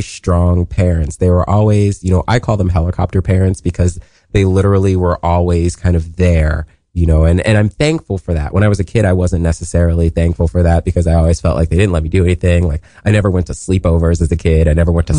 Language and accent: English; Columbus, Ohio, United States; moved away as an adult; now in New York City, United States; I was born in Columbus, Ohio. I'm a Buckeye, and I was born in a neighborhood called Linden